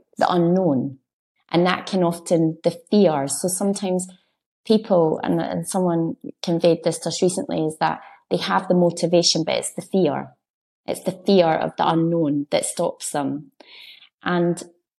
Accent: Edinburgh, Scotland, United Kingdom; I'm from Edinburgh, so I'm not a country girl

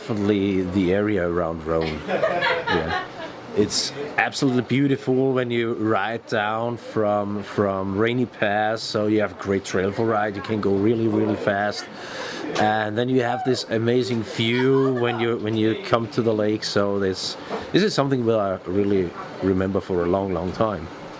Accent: Bavaria, Germany; I'm from Bavaria, Germany

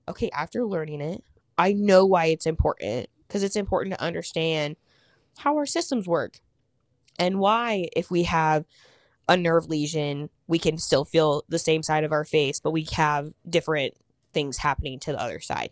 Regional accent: Kansas, United States; moved away as an adult; also born or lived in Wichita; now in Indianapolis, United States; I live in Indianapolis, I'm from Kansas

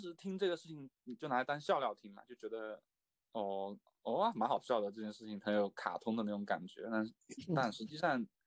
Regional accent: China; 我们就是中国人

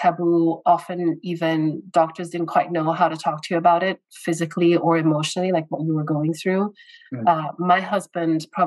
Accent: Brazil; moved away as an adult; also born or lived in United States / United Kingdom; I was born and raised in Brazil, so Latin America, and I moved to the U.S. When I was 18 to pursue my university education there.

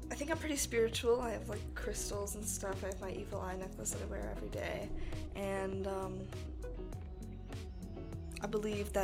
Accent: upstate New York, United States; I grew up in upstate New York.

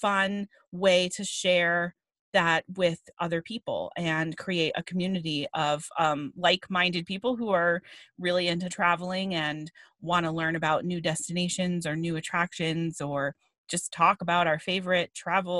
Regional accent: New Hampshire, United States; I grew up in New Hampshire

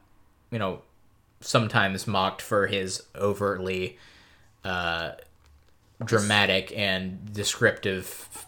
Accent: United States; I'm American.

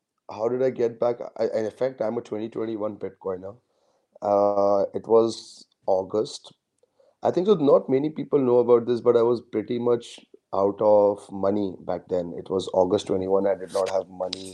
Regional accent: India; I'm a Indian

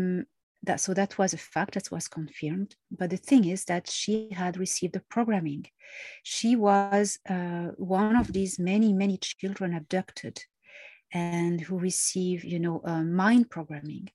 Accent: Marseille, Provence-Alpes-Côte d'Azur, France; I'm Mediterranean. I was born in Marseille

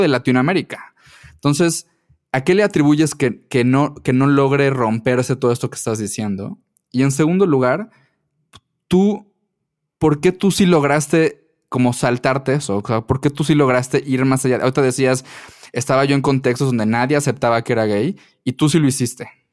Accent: Mérida, Yucatán, Mexico; yo soy de Mérida

